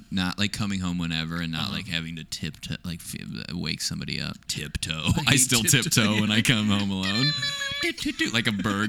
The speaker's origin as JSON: {"language": "English", "region": "Nebraska", "country": "United States", "said": "I'm fucking from Nebraska."}